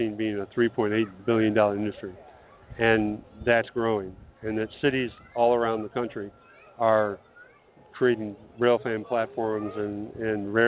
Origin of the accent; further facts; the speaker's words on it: Washington, Missouri, United States; my hometown, where I live in Washington